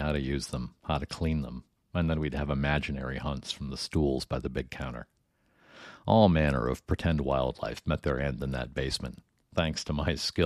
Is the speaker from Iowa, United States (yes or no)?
yes; Iowa City, Iowa, United States; I grew up in Iowa City